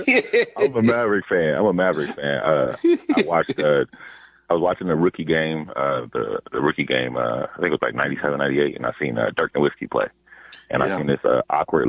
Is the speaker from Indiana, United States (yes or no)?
yes; Fort Wayne, Indiana, United States; now in California, United States; I grew up in Fort Wayne, Indiana, before I moved to California